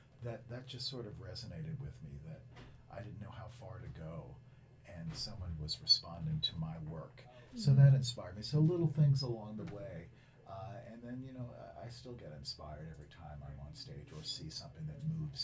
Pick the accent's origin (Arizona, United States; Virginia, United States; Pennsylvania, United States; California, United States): Pennsylvania, United States; Philadelphia; I grew up in Philadelphia, which is a wonderful place for museums and arts and theater, and I was exposed to all of it.